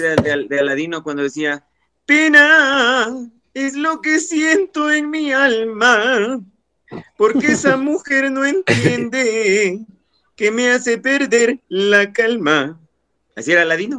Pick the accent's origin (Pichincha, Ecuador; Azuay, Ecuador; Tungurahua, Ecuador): Tungurahua, Ecuador; Pelileo; yo soy de Pelileo, acá en Tunguragua